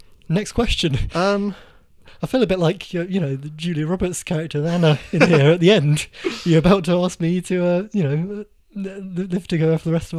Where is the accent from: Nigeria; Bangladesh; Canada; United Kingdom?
United Kingdom; South of England; We're two men from the South